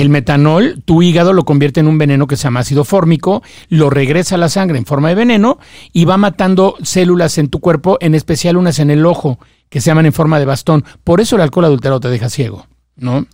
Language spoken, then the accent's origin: Spanish; Mexico; yo soy mexicano